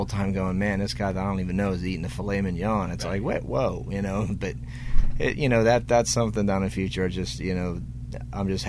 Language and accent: English; Pittsburgh, Pennsylvania, United States; Pittsburgh, my hometown